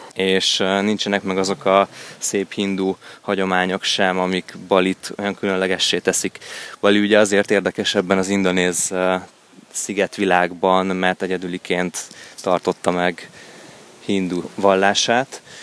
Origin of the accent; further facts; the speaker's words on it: Hungary; európaiként, sőt, magyarként